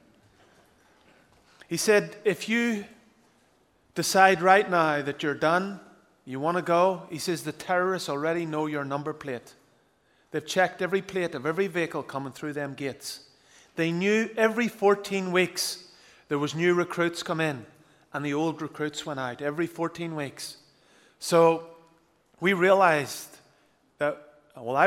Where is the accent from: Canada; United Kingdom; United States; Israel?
United Kingdom; Northern Ireland